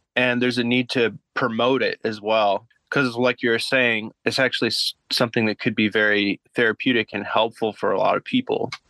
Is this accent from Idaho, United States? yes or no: yes; Boise, Idaho, United States; I'm from Boise, Idaho.